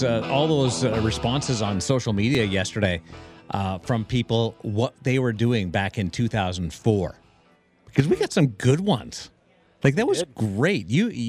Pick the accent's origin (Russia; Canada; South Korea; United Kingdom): Canada; Manitoba; I'm from Manitoba